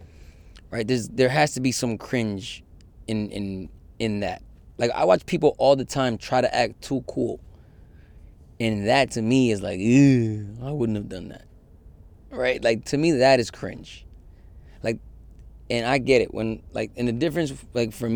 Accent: Yonkers, New York, United States; also born or lived in Connecticut; now in Queens, United States; I love Yonkers. I have a lot of, my coming of age stuff, a lot of it is in Yonkers.

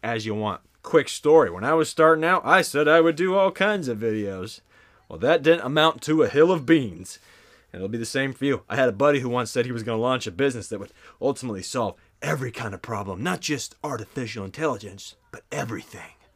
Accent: the South, United States; I am from the South

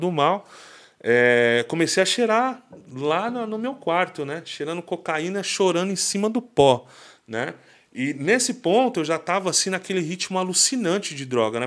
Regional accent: Mauá, São Paulo, Brazil; sou de Mauá, né? Minha Mauá querida

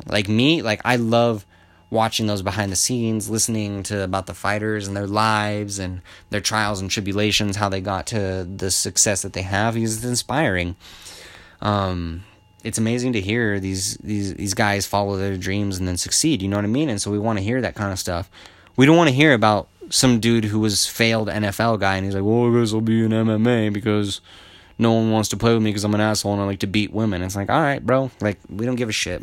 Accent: Albuquerque, New Mexico, United States; I'm from Albuquerque, born and raised

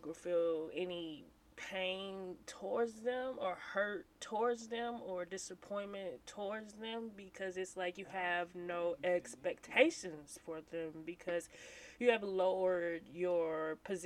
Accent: St. Louis, Missouri, United States; I am from St. Louis, Missouri, born and raised

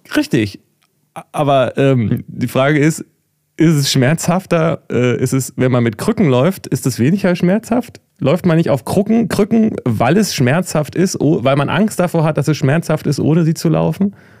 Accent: Germany; als Deutscher

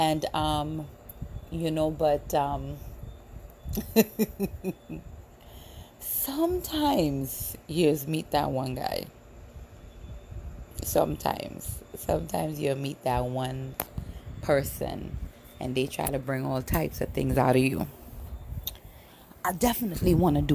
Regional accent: Trinidad & Tobago; moved away; also born or lived in United States / Chicago; I grew up in Trinidad. But I's a Yankee girl born

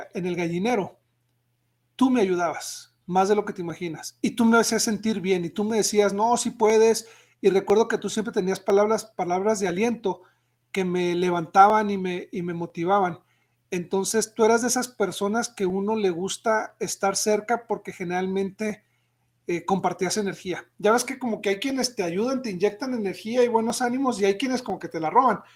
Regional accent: Mexico; nosotros como mexicanos

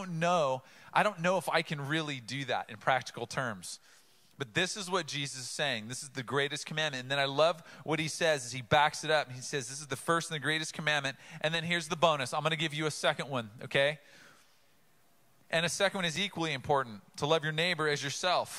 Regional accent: Oceanside, California, United States; I grew up in Oceanside.

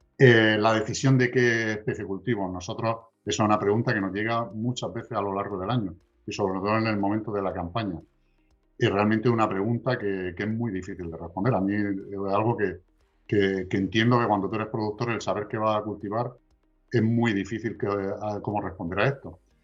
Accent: Region of Murcia, Spain; somos la región de Murcia

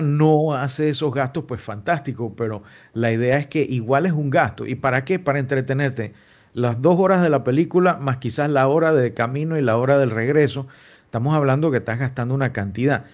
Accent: Panama; nosotros como panameños

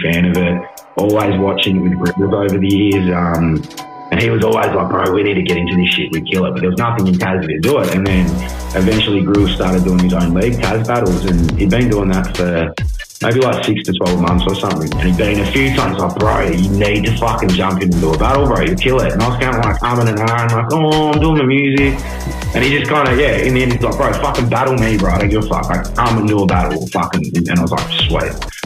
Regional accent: Hobart, Tasmania, Australia; also born or lived in Melbourne / Brisbane; born and raised in Hobart, man. Since spent a bit of time in Melbourne and Brisbane over the years, but born and raised down here

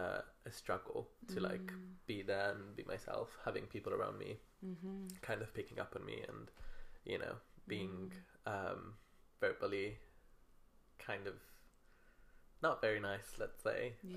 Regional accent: Rome, Lazio, Italy; now in Manchester, United Kingdom; I'm from Rome.

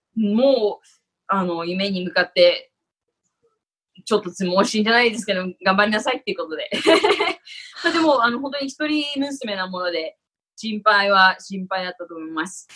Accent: Tokyo, Japan; now in Los Angeles, United States; もともと東京の、東京出身なんですけども

